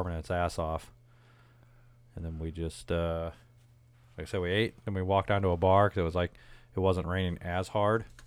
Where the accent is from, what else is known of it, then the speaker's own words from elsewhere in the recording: St. Louis, Missouri, United States; St. Louis area